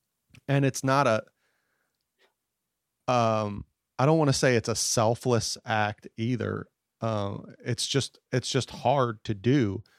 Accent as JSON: {"language": "English", "country": "United States", "tie": "born or raised there", "said": "I was born in the United States to, I didn't have to fight for meals, and we weren't constantly being threatened by cartel or anything like that, that I just grew up soft and sad."}